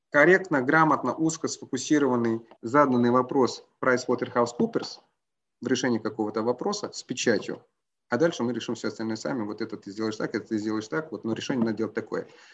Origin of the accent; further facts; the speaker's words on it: Croatia; я родом из Хорватии